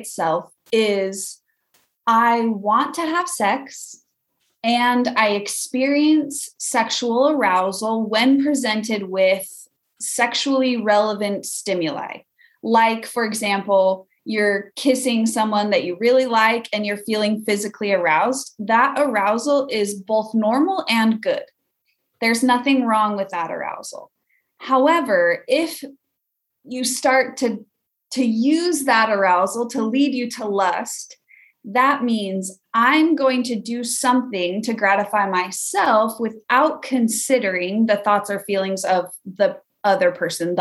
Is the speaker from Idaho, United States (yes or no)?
yes; Weiser, Idaho, United States; now in Vermont, United States; I am originally from Idaho, a little farming town called Weezer.